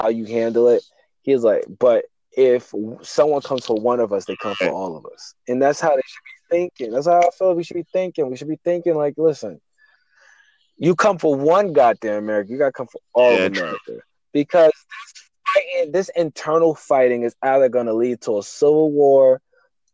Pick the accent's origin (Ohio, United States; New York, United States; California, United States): New York, United States; also born or lived in New Jersey; I'm from New York.